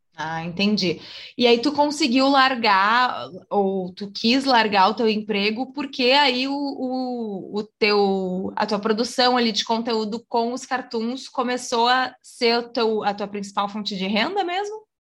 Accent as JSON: {"language": "Portuguese", "region": "Rio Grande do Sul", "country": "Brazil", "tie": "born or raised there", "said": "ela também nasceu no mesmo estado que eu, que se chama Rio Grande do Sul"}